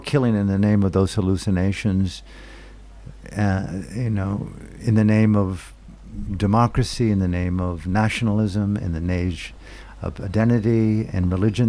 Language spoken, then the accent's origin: English; United States; moved away as an adult; also born or lived in Burma; As an American, I grew up in a war culture